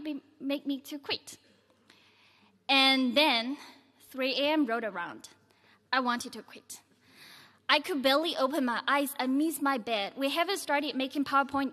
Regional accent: Yunnan, China; moved away; I'm from Yunnan province of China.

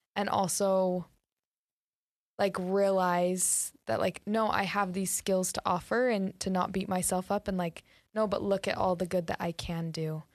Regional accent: North Ogden, Utah, United States; I am from North Ogden, so really close. I grew up there

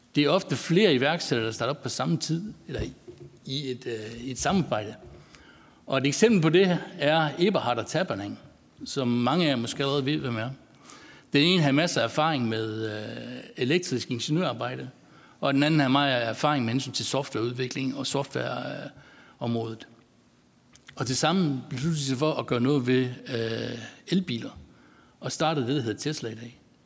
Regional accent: North Jutland, North Denmark Region, Denmark; accent: North Jutlandic; som I godt kan høre, så er jeg fra Nordjylland

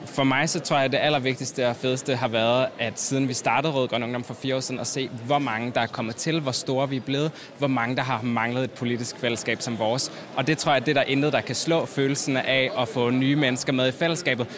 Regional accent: Odense, Southern Denmark, Denmark; moved away; da jeg var teenager hjemme i Odense

